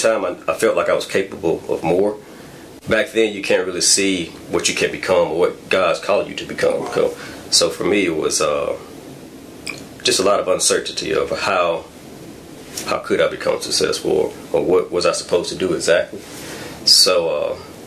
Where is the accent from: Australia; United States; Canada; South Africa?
United States; Grovefield, Alabama; I was born and raised in Southwest Alabama, a small town called Grovefield, Alabama